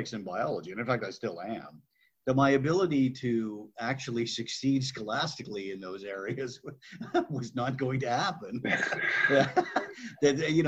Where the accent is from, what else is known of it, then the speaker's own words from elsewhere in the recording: Burlington, Ontario, Canada; I grew up in Burlington, Ontario, not that far from Toronto